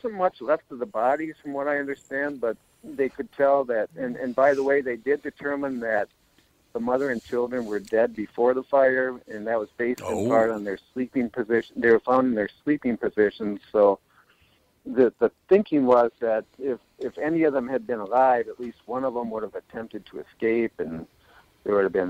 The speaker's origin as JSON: {"language": "English", "town": "Minneapolis", "region": "Minnesota", "country": "United States", "tie": "born or raised there", "said": "Well, I grew up in Minneapolis, and I've known about this tragedy for ever since I was a little kid"}